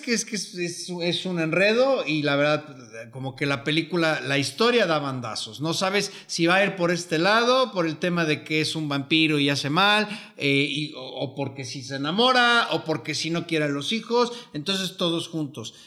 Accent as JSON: {"language": "Spanish", "country": "Mexico", "said": "yo soy mexicano"}